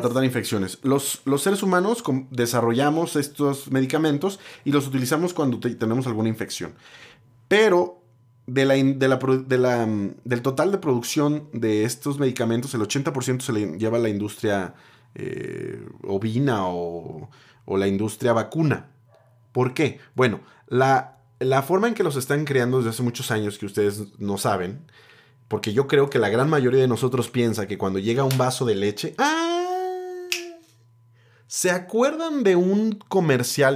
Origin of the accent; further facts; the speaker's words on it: Mexico; solo soy un mexicano